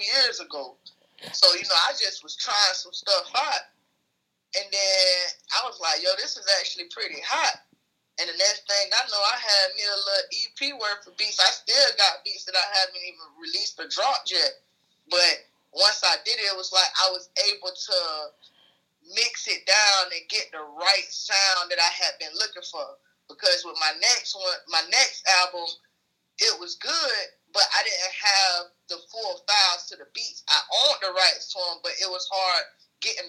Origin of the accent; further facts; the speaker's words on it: the South, United States; I'm from the South